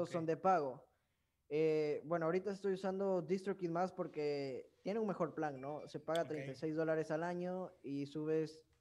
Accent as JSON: {"language": "Spanish", "country": "Dominican Republic", "said": "Ah, soy dominicana, órale."}